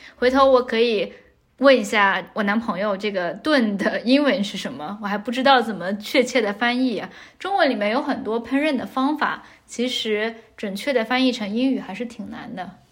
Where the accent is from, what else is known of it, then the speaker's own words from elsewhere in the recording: southern China, China; 像我们南方人